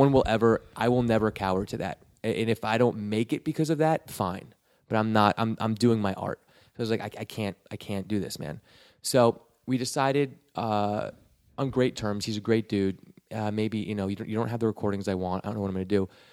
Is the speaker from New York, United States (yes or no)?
yes; Westchester, New York, United States; moved away as an adult; now in Los Angeles, United States; I'm from Westchester